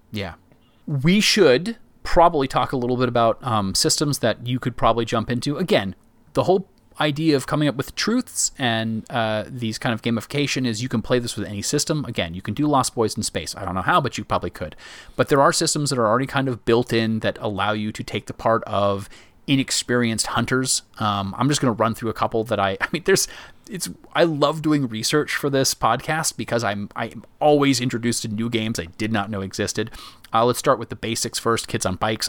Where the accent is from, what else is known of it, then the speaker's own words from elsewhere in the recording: Myrtle Beach, South Carolina, United States; I grew up in Myrtle Beach, South Carolina.